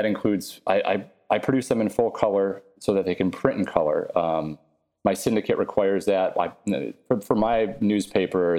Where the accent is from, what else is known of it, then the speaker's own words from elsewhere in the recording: Buffalo, New York, United States; I grew up in Buffalo